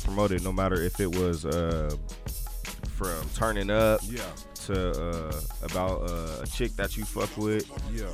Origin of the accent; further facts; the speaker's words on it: San Diego, California, United States; I'm from San Diego, obviously, uh-huh. Southeast section